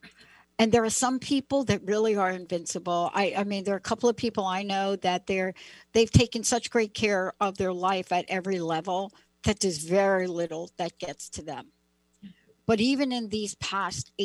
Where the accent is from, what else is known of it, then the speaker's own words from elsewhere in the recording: East Coast, United States; also born or lived in New Jersey; I grew up on the East Coast